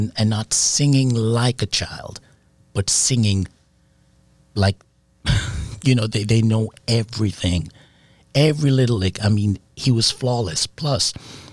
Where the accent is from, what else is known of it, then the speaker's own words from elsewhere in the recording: Jamaica; also born or lived in England; I was born in England. So when I moved to Jamaica at 5 with my parents, I grew up around Rocksteady